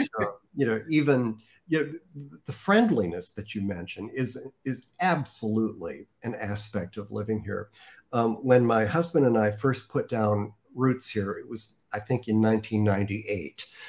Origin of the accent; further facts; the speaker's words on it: Chicago, Illinois, United States; moved away as an adult; now in Rancho Mirage, United States; as a Midwesterner uh, from the Chicago area.